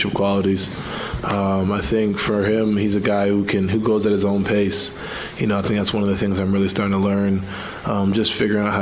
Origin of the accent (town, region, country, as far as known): New York, United States; moved away